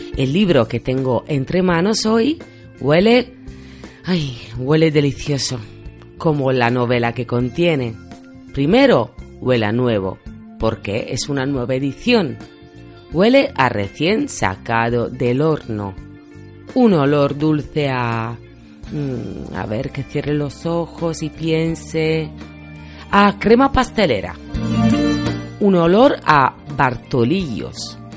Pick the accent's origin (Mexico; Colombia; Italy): Italy; Spanish is a second language; moved away; yo soy italiana